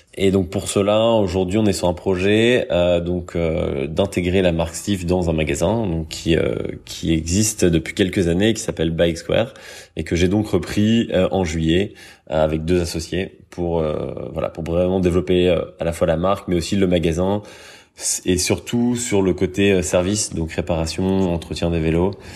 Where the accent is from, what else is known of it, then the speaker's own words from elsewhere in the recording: France; moved away as an adult; also born or lived in Paris; now in Brussels, Belgium; je suis français, j'ai 33 ans, j'habite du coup maintenant euh, en Belgique, à Bruxelles